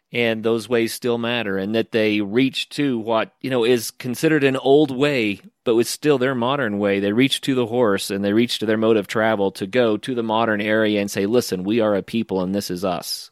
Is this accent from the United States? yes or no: yes; the American West, United States; I'm from the American West, where we have, you know, national forest land